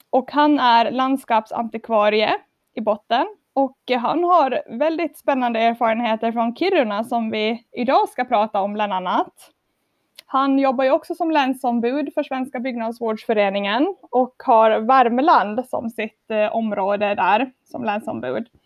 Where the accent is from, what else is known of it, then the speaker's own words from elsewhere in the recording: Åland Islands; och jag är byggnadsvårdare från Åland